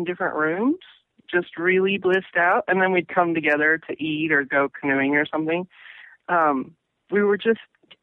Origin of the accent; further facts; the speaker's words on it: Pacific Northwest, United States; also born or lived in Massachusetts / New York / Florida / Ohio; I grew up in the Northwest, and I've always come back. And cumulatively, I've lived here the most number of years.